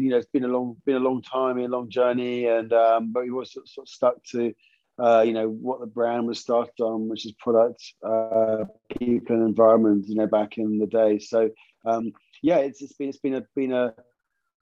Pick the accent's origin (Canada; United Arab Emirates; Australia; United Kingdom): United Kingdom; St Agnes, South West England; I'm … from St Agnes